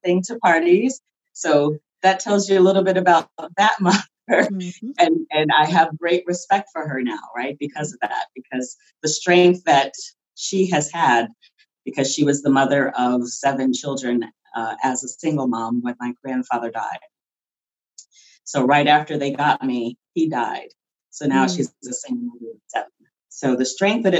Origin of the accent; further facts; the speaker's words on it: Philadelphia, Pennsylvania, United States; also born or lived in Los Angeles, California; I was originally from Los Angeles, California, but I grew up in Philadelphia